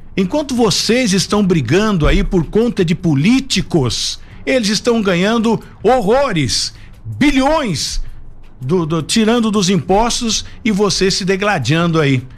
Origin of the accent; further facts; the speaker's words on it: Brazil; Eu sou brasileiro, por isso que eu estou falando do meu povo